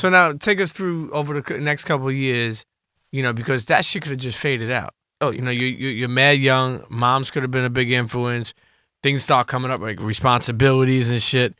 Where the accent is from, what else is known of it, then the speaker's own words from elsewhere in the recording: New York City, New York, United States; moved away; I'm Italian, but I grew up in Coney Island